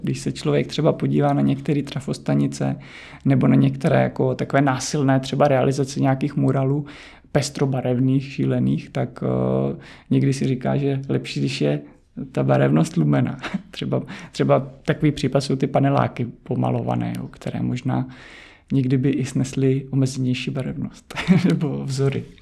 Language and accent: Czech; Nové Město na Moravě, Vysočina Region, Czechia; now in Prague, Czech Republic; já jsem z Vysočiny, pocházím z Vysočiny, z Nového města na Moravě